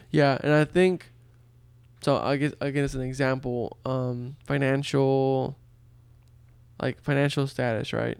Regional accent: Brownsville, Texas, United States; first language Spanish; English is a second language; I grew up in a border town in Texas called Brownsville

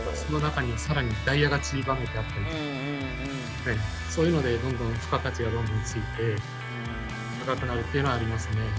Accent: Tokyo, Japan; 生まれも育ちも東京で

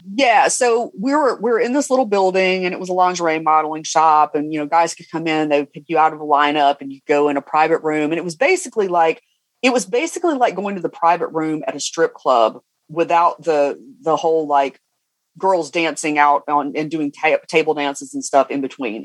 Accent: Cumming, Georgia, United States; I'm from Cumming, Georgia.

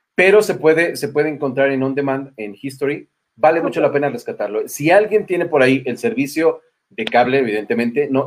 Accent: Mexico; nosotros como mexicanos

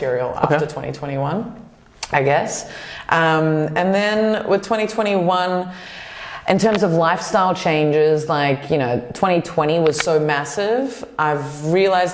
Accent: New Zealand; I'm a Kiwi

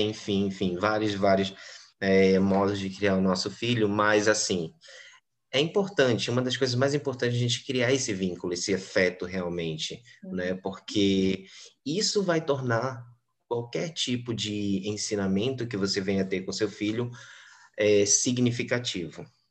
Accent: Belém, Pará, Brazil; Eu sou da cidade de Belém, do Pará, né, no Brasil

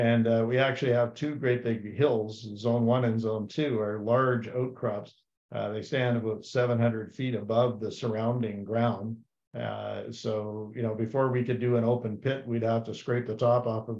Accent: Terrace Bay, Ontario, Canada; growing up in Terrace Bay, Ontario as a kid

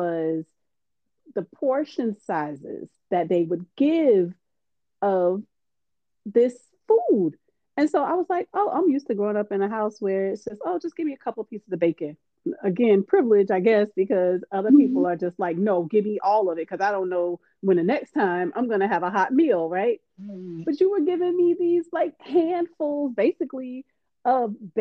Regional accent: Miami, Florida, United States; moved away; also born or lived in Orangeburg, South Carolina; I grew up in Miami where there's it's a lot of different cultures

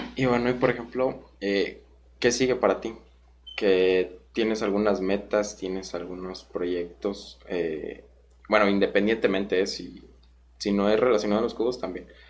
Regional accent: Guanajuato, Mexico; yo soy de Guanajuato

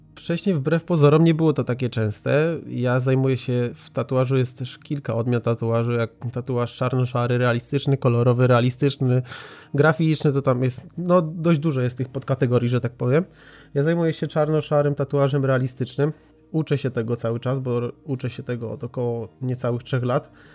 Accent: Racibórz, Silesian Voivodeship, Poland; Ja jestem z Raciborza na Śląsku, to jest małe miasto, gdzie wtedy w ogóle nie było studia żadnego

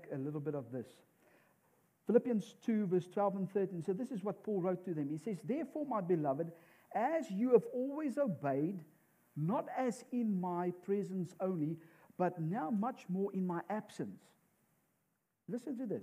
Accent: South Africa; moved away as an adult; we come from South Africa.

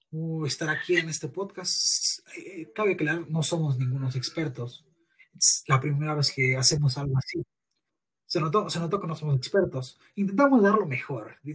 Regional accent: Mexico City, Mexico; nosotros no somos de ninguna pandilla solo somos normales de la Ciudad de México.

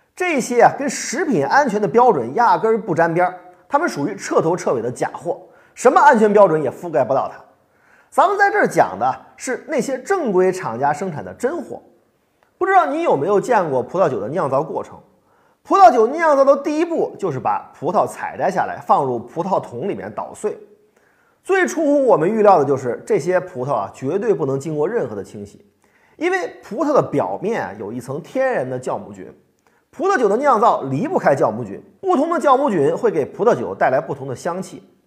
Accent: China; 我们中国人

